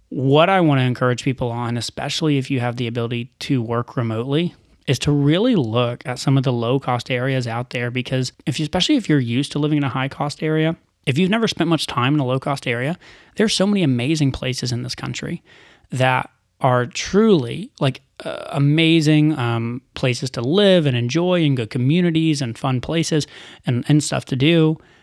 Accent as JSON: {"language": "English", "town": "Chattanooga", "region": "Tennessee", "country": "United States", "tie": "born or raised there", "moved": "as an adult", "said": "I grew up in Chattanooga"}